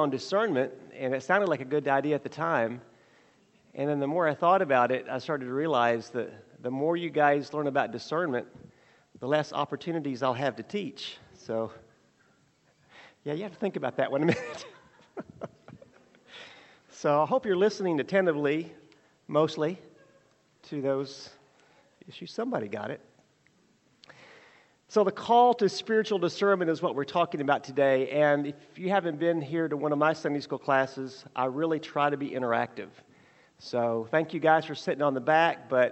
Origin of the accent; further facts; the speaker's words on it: Burleson, Texas, United States; I grew up in Burleson, Texas